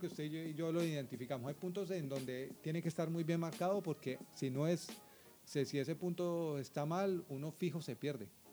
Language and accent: Spanish; Bogotá, Colombia; also born or lived in Villavicencio, Colombia; yo soy bogotano, Bogotá está a 2.600 metros de altitud